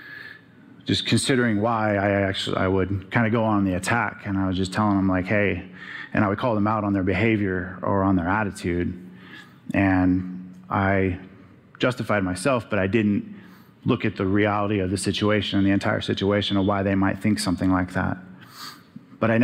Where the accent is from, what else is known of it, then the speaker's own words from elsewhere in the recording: Arizona, United States; growing up in Arizona